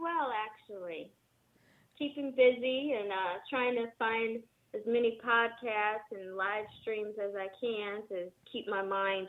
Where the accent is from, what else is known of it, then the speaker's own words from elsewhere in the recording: San Jose, California, United States; also born or lived in Michigan; now in Los Angeles, United States; Originally, I'm from San Jose, California. I moved to L.A. about 7 years ago from Michigan.